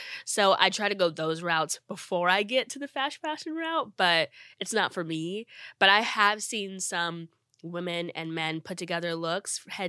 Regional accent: New Jersey, United States; also born or lived in Akron, United States; New Jersey. I lived there since I was 10. I'm originally from Akron, Ohio. I was born in the same hospital as LeBron James and Steph Curry.

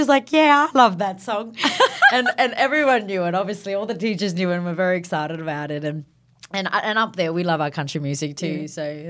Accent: Northern Territory, Australia; Yeah, so growing up in the NT

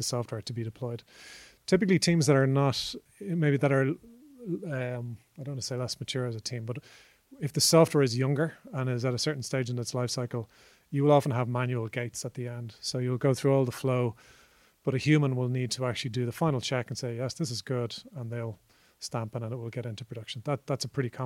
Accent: Ireland; as an Irish person

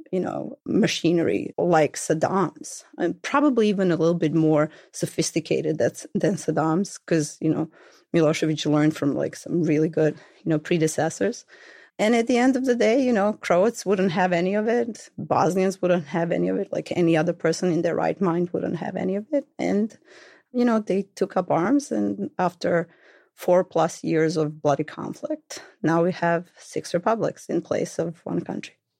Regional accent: Belgrade, Serbia; born or raised there; accent: thick Belgrade; moved away

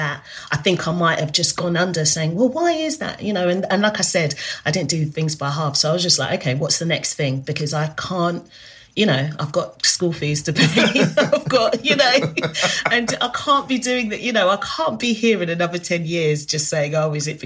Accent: Zimbabwe; also born or lived in South Africa; now in United Kingdom; I'm from Zimbabwe, so my family, we speak Shona at home

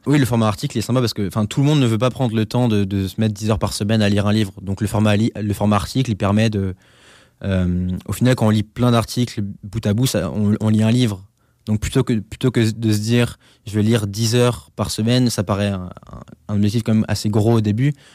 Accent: Alsace, Grand Est, France; moved away; Chez moi, en Alsace

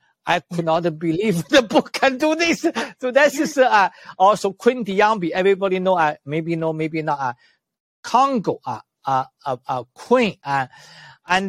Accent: China; moved away; also born or lived in Canada; I was born in China

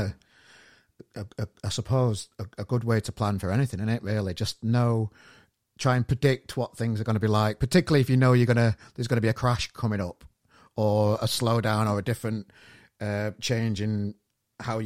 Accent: Sheffield, Yorkshire and the Humber, United Kingdom; now in Manchester, United Kingdom; my hometown of Sheffield

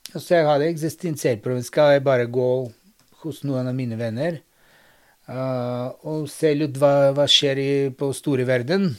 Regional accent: Bulgaria; Norwegian is a second language; now in Norway; jeg bor i Norden, men kommer fra Sør-Europa, for i Bulgaria faktisk

